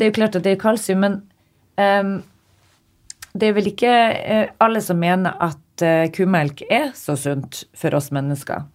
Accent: Northern Norway, Norway; Jeg er fra Nord-Norge.

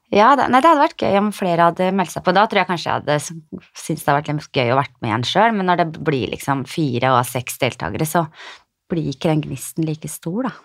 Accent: Skien, Telemark, Norway; jeg er fra Skien.

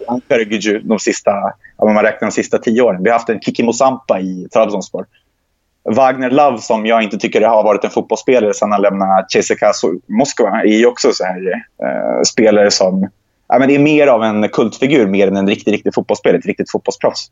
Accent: Sweden; Jag är inte uppvuxen i Gaza, vi är uppvuxen i, i Sverige

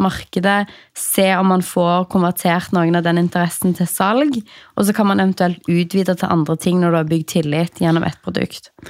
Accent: Stavanger, Rogaland, Norway; jeg er fra Stavanger

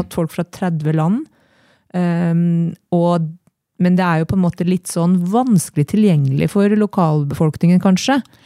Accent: Trondheim, Trøndelag, Norway; also born or lived in Oslo; now in Eina, Norway; jeg kom fra Trondheim

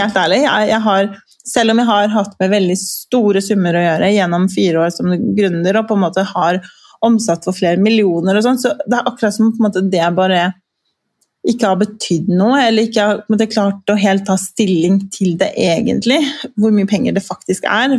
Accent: Kosovo; now in Norway; jeg vokste jo opp i Kosovo

